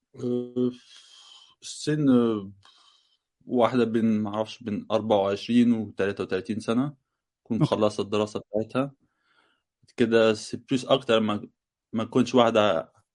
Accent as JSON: {"language": "Arabic", "country": "Egypt", "moved": "yes", "lives_now": "France", "said": "انا بفهم مغرب مغربي بس انا مصري"}